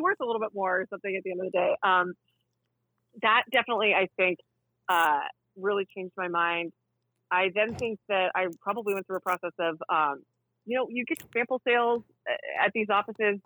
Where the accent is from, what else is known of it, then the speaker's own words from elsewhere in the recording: the South, United States; moved away; I grew up in the South